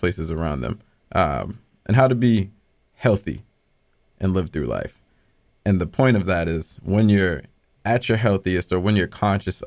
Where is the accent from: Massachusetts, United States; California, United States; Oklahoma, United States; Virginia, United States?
Massachusetts, United States; Boston; moved away as an adult; also born or lived in New York City; I'm originally from Boston. I grew up in Dorchester, literally 2 minutes away from Kelley, but I was on Columbia Road